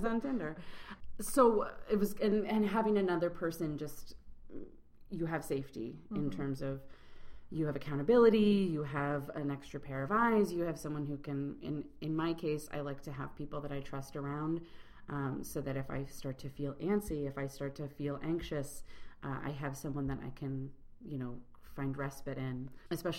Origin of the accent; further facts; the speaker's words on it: Chicago, Illinois, United States; I'm from Chicago, but I'm traveling in Paris